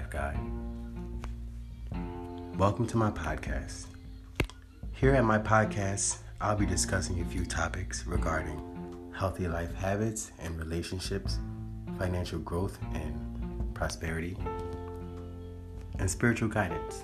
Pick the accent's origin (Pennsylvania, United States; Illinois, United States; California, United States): Pennsylvania, United States; Philadelphia; moved away as an adult; also born or lived in Miami / Atlanta / New Orleans / Los Angeles; I was born in Philadelphia, Pennsylvania, in the foster care system, and at the age of 18, I was discharged and officially on my own